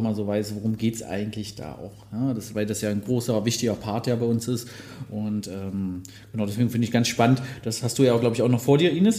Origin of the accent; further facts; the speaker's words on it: Magdeburg, Saxony-Anhalt, Germany; Ich bin ja gebürtiger Magdeburger, habe ja auch in der Nähe gelernt.